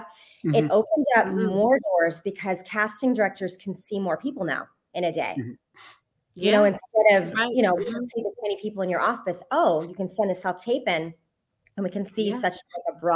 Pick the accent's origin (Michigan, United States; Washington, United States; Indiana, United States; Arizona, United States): Arizona, United States; Tucson; moved away; I joined a children's performing group in my hometown of Tucson, Arizona